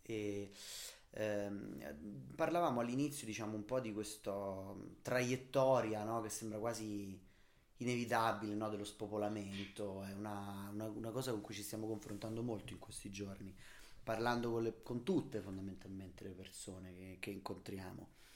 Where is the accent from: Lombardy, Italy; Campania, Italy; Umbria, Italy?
Umbria, Italy; Io comunque vengo dall'Umbria, che non è certo Manhattan